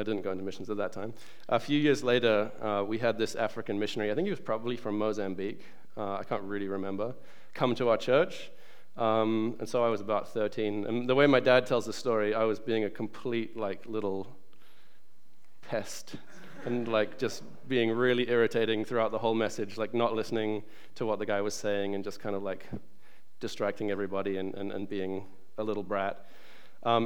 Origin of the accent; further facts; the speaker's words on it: New Zealand; moved away; also born or lived in England; I was born in England, but I grew up in New Zealand because my family moved there when I was 6 years old